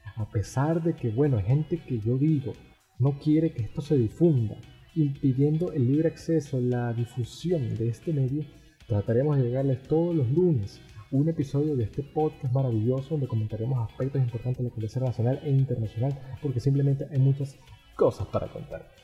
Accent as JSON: {"language": "Spanish", "country": "Venezuela", "said": "yo como venezolano"}